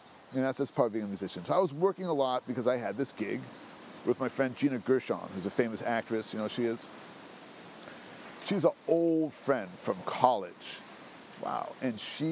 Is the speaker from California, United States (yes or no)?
yes; Berkeley, California, United States; growing up in Berkeley, we had all this music